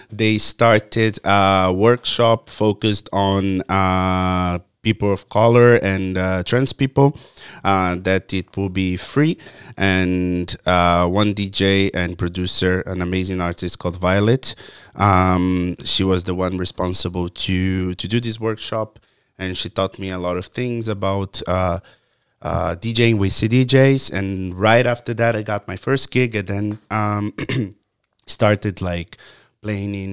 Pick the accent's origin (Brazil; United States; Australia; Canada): Brazil; English is a second language; moved away as an adult; Uh, also, but I started producing like just a little bit before I moved from Brazil. Uh, so when we are starting to, to do more parties, I had to leave. So then uh, we also my friend that was producing with me, he also moved from my town.